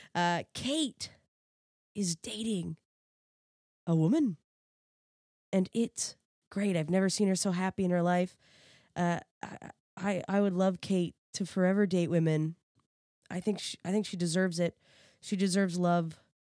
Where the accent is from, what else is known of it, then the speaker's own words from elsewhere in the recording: East Coast, Canada; I'm from the East Coast